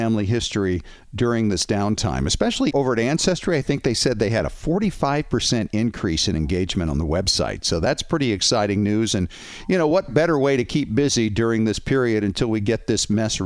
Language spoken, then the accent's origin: English; New England, United States; growing up in New England myself